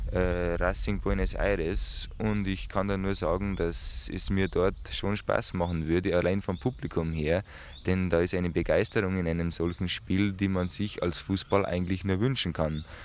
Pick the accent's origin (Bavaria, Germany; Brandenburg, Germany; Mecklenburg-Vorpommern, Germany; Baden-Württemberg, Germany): Bavaria, Germany; Munich; denn ich bin äh, geborener Münchner und wie es vielleicht nur die Bayern wissen, sind die Münchner sehr schlecht aus München wegzubekommen.